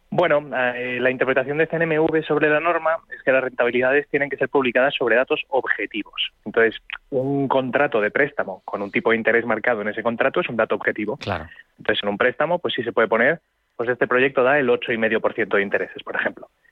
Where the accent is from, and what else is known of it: Spain